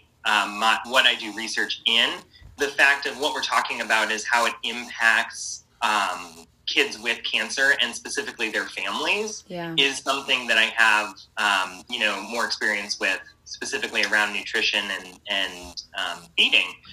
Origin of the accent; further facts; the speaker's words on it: St. Louis, Missouri, United States; moved away as an adult; also born or lived in Chicago / Atlanta; now in Indianapolis, United States; I'm from St. Louis originally, grew up there